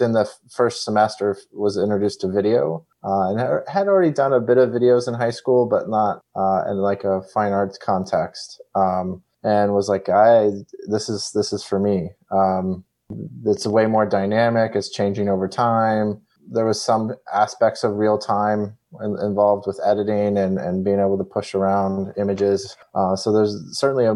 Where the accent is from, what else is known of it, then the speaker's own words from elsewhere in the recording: Ethel, Missouri, United States; moved away as an adult; also born or lived in Kansas City; My family moved us out to where I have other family in a small town in northeast Missouri called Ethel